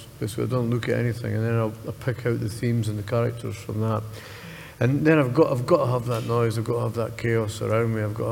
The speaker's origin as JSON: {"language": "English", "town": "Edinburgh", "region": "Scotland", "country": "United Kingdom", "tie": "born or raised there", "said": "growing up in Muirhouse in the scheme"}